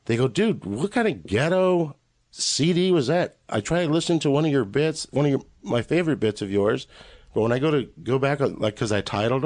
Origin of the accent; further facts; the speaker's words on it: Los Angeles, California, United States; I was born in East L.A. I didn't grow up in East L.A., but I was born in East L.A. I grew up in the suburbs of East L.A.